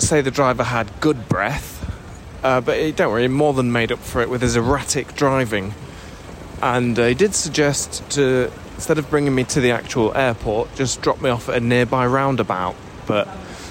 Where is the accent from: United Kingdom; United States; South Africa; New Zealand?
United Kingdom; Being British